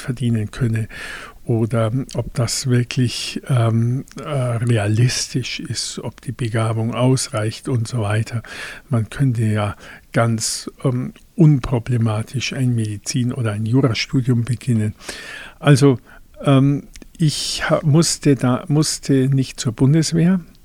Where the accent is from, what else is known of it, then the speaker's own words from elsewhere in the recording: Hohenschwangau, Bavaria, Germany; also born or lived in Füssen; Meine Heimat ist hier in Hohenschwangau.